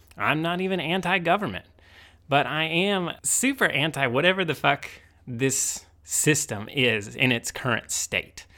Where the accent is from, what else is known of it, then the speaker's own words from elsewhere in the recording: Indiana, United States; growing up in Indiana